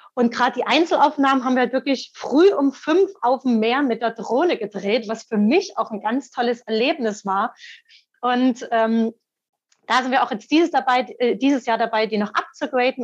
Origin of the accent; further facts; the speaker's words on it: Dresden, Saxony, Germany; moved away; also born or lived in Italy; dann bin ich nach über 20 Jahren in meine Heimatstadt Dresden zurückgezogen